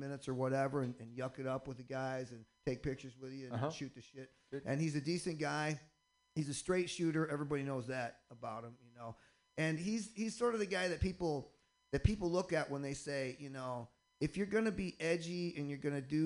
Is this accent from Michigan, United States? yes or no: yes; Michigan, United States; now in Boston, United States; I'm originally from Michigan